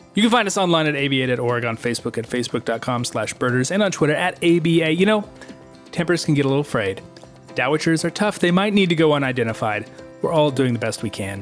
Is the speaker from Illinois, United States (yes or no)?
no; Missouri, United States; I grew up in Missouri.